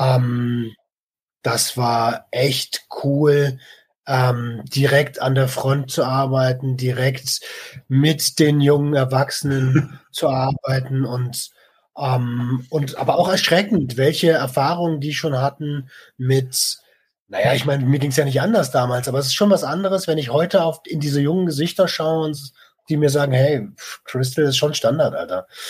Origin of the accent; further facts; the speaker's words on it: Germany; bei uns in Deutschland